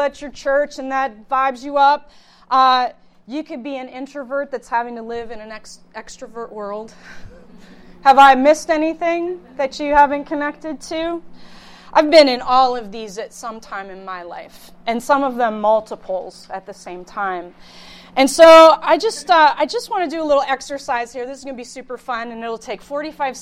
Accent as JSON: {"language": "English", "town": "Youngstown", "region": "Ohio", "country": "United States", "tie": "born or raised there", "also_born_or_lived": "Pittsburgh", "said": "I hail from the Youngstown area."}